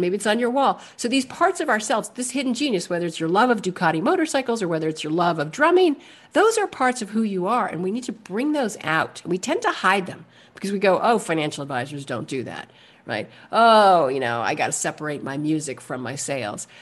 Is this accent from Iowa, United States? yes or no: no; New York City, New York, United States; also born or lived in New Hampshire / California / New Mexico / Alaska; I was born and raised in Manhattan